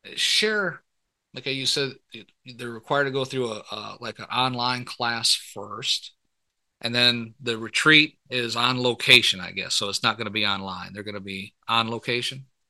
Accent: Michigan, United States; moved away as an adult; i was born and raised up in michigan

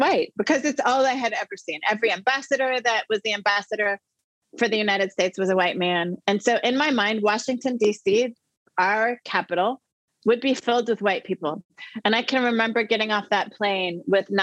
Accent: The Hague, South Holland, Netherlands; moved away; also born or lived in Saint Paul, Minnesota; I'm from The Hague, the Netherlands.

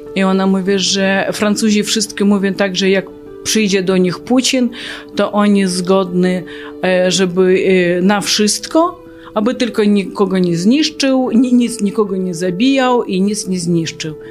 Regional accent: Kyiv, Ukraine; Polish is a second language; moved away as an adult; now in Janów Lubelski, Poland; jestem z Kijowa, e, pochodzę z Ukrainy

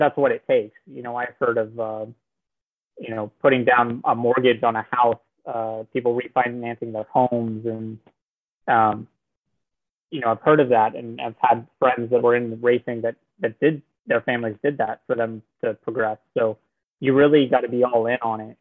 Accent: Norman, Oklahoma, United States; I'm from Norman, Oklahoma

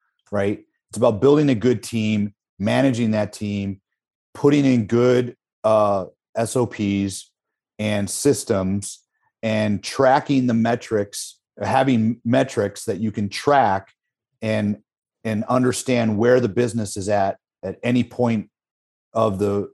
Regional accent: Midwest, United States; the Midwest, I'm from the Midwest

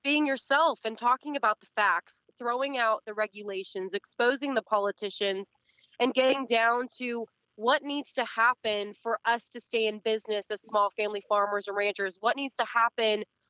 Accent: Selma, California, United States; now in Tennessee, United States; we grew up in Selma, California. That's where our dairy farm is, or was, I guess. And so we moved out in 2013.

